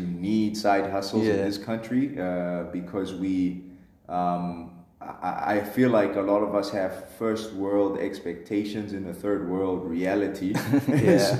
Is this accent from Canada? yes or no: no; Pretoria, Gauteng, South Africa; also born or lived in unnamed small hometown, South Africa; when I moved to Pretoria at 10, I kind of got exposed to DSTV, suburban life. In my hometown, we had Mnet, but we didn't have DSTV